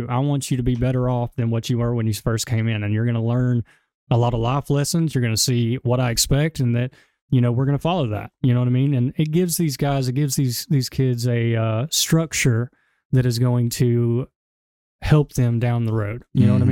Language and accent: English; Gadsden, Alabama, United States; The partners, as well as myself, everybody, we're all from Gadsden. So, I mean, this is where we're from